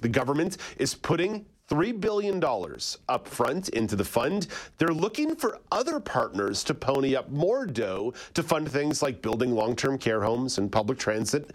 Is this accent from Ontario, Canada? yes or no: no; Montreal, Quebec, Canada; growing up in English Montreal